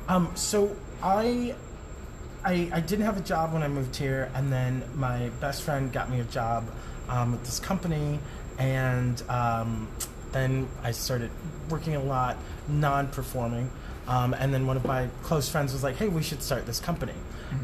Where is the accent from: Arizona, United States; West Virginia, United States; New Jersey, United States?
Arizona, United States; Tucson; moved away as an adult; also born or lived in Tempe, Arizona; now in New York City, United States; I am from Arizona, a small town called Tucson